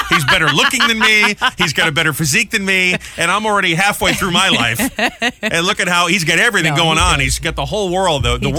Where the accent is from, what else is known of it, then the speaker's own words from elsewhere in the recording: New England, United States; I used to be a Pats fan growing up in New England.